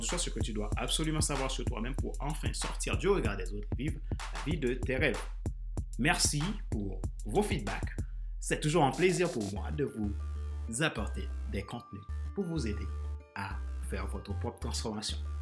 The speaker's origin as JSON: {"language": "French", "country": "Haiti", "moved": "yes", "lives_now": "France", "said": "mon pays d'origine, Haïti, et ma terre d'accueil, la France, qui est devenue mon pays"}